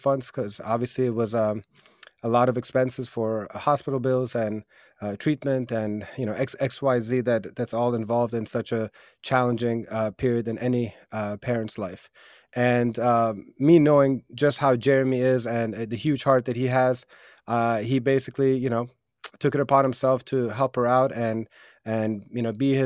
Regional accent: Rockville, Maryland, United States; That's my hometown

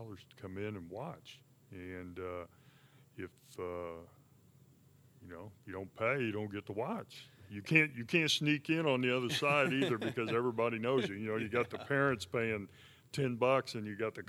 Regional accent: Sedalia, Missouri, United States; go play at my home school, my home state

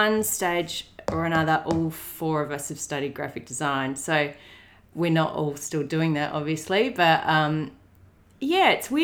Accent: Donnybrook, Western Australia, Australia; now in Melbourne, Australia; I grew up in a small country town in WA called Donnybrook

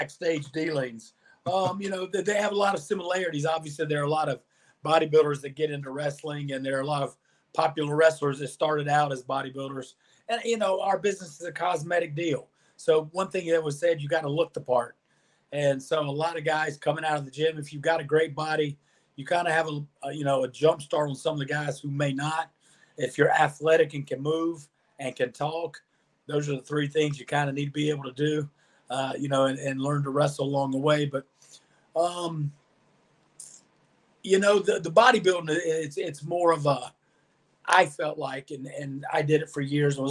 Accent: the Carolinas, United States; As a young kid, I grew up in the Carolinas in the 80s.

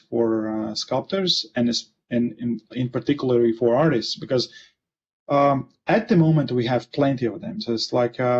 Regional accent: Latvia; I'm originally from Latvia and I'm currently in Latvia. So it's like a northern Eastern Europe. So I'm somewhere in between Estonia, Russia, Lithuania and Sweden, somewhere there.

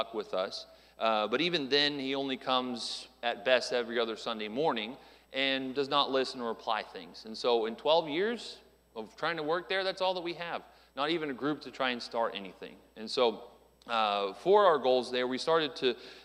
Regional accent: Phoenix, Arizona, United States; moved away; I was born there in Phoenix, Arizona

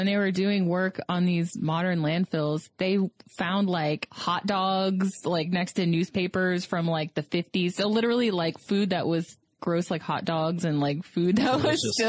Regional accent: South Florida, United States; I'm from South Florida

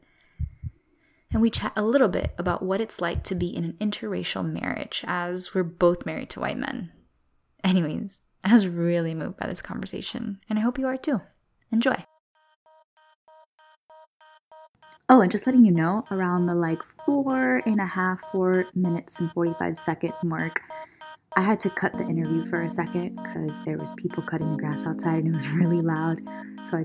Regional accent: South Florida, United States; moved away; growing up in South Florida

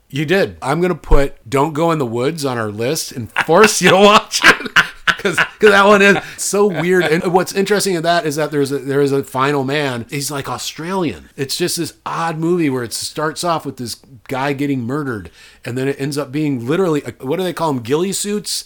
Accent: Dyersville, Iowa, United States; moved away; It's where I'm from.

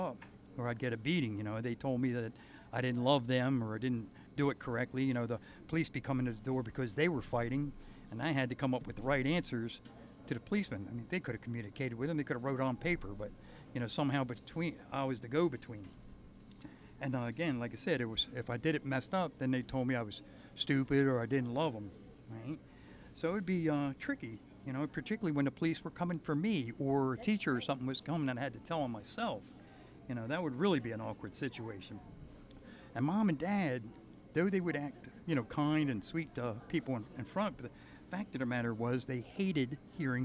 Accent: Long Island, New York, United States; I was born in Long Island, New York, and I have one sister

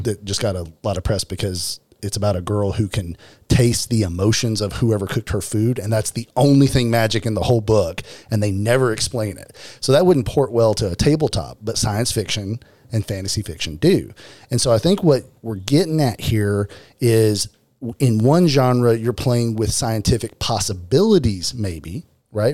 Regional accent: Arkansas, United States; I am from Arkansas.

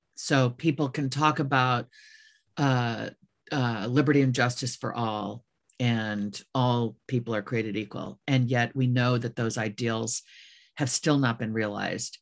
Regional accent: Midwest, United States; born or raised there; moved away

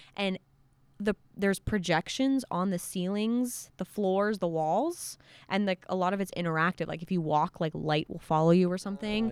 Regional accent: Montreal, Quebec, Canada; I consider Montreal my hometown just because, like, I grew up right outside of it, and I went to school in Montreal

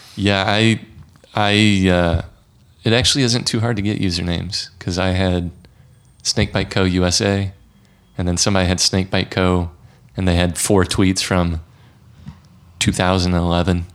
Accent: Missouri, United States; also born or lived in St. Louis, Missouri; my home state of Missouri

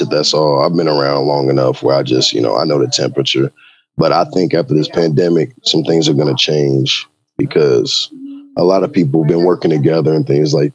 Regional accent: Champaign, Illinois, United States; I was from the town. It's my hometown

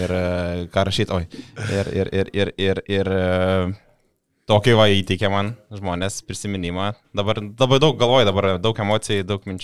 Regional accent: Utena, Utena County, Lithuania; now in Panevėžys, Lithuania; mano gimtas yra Utena.

